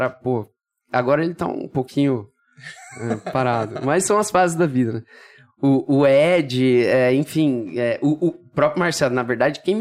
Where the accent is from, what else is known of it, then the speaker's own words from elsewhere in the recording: Brazil; also born or lived in São Paulo; Eu, eu sou do Brasil, né? E aí voltei pro Brasil.